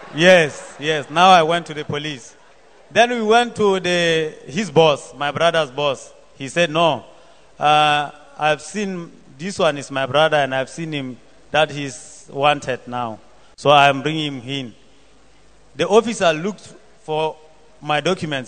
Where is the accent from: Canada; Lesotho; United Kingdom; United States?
Lesotho; I come from Lesotho